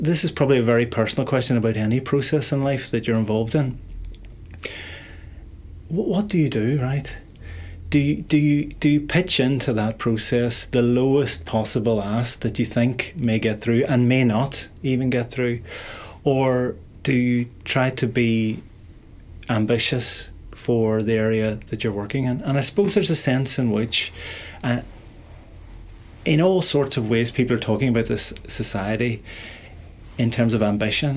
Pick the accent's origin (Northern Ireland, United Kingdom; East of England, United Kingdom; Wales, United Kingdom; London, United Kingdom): Northern Ireland, United Kingdom; Derry; I was born in Derry in 1970, so in a sense I'm one of the generation who lived through the consequences of what's happening here in the 1960s